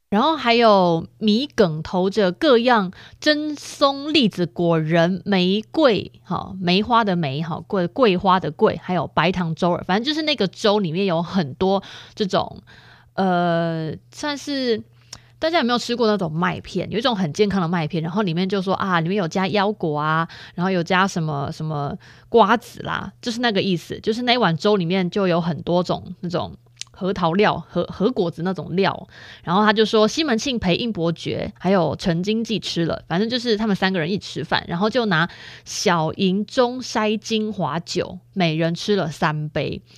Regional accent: Chiayi, Taiwan; 我们嘉义人

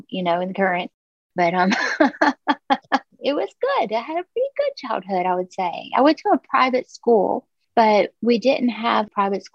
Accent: Orangeburg, South Carolina, United States; I was born in Orangeburg, South Carolina. It's this tiny little town

